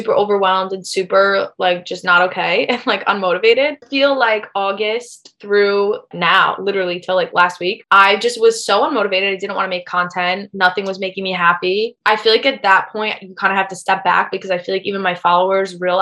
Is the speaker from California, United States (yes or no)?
no; Syracuse, New York, United States; also born or lived in New Jersey; I'm from Syracuse, New York, but I like am such a city girl.